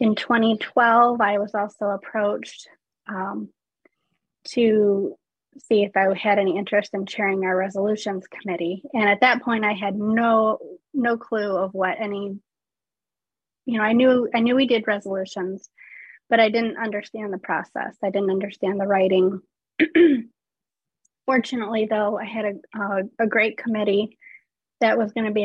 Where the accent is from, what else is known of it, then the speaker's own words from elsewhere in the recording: Caledonia, Michigan, United States; I'm from Caledonia, Michigan, which is a little town outside of Grand Rapids, Michigan.